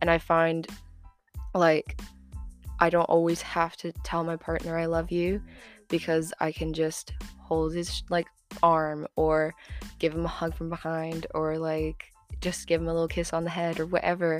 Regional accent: Florida, United States; moved away as an adult; now in United Kingdom; I'm 20 and I'm from Florida

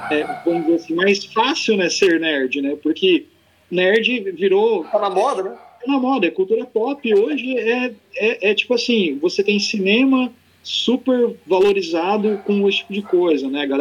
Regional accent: Campo Mourão, Paraná, Brazil; Eu sou daqui de Campo Mourão, nascido e criado também aqui.

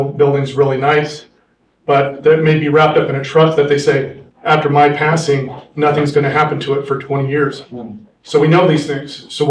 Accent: Angels Camp, California, United States; born or raised there; now in San Diego, United States

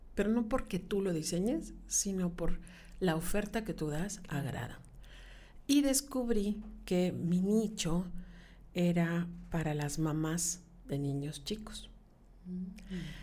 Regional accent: Yucatán, Mexico; yo soy bien yucateca

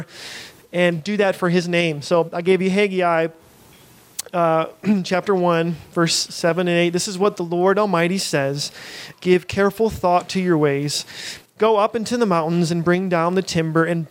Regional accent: United States; we're American

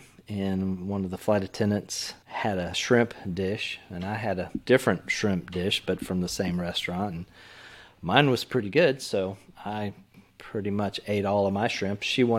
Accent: Texas, United States; I've had to kill some chickens, of course, growing up in Texas.

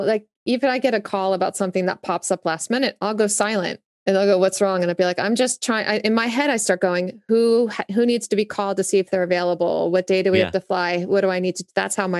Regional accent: Augusta, Georgia, United States; born there; Well, I was born in the South. So as my, I was born in Augusta, Georgia.

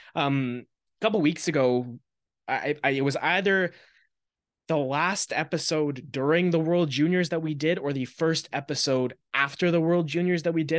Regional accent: Maple Ridge, British Columbia, Canada; I'm from Maple Ridge.

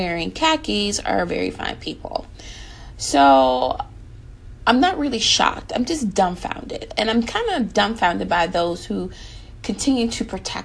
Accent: United States

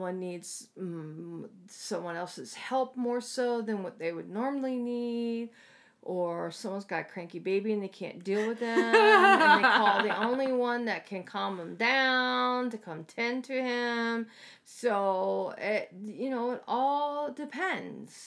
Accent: East Coast, United States; moved away; Where I grew up at on the East Coast

